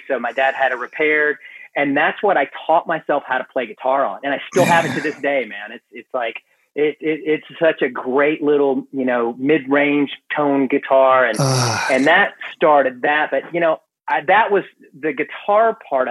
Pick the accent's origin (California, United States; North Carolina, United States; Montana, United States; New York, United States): North Carolina, United States; Gastonia; also born or lived in Greenville, South Carolina / Charlotte, North Carolina; I grew up in Gastonia